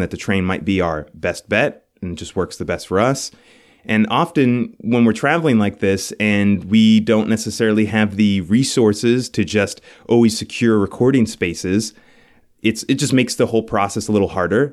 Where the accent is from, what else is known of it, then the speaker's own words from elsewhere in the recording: New York City, New York, United States; moved away as an adult; now in Buffalo, United States; we're from New York City. Our families are from there